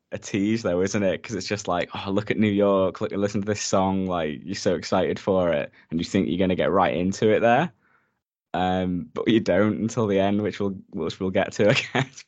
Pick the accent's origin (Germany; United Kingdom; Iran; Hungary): United Kingdom; we're British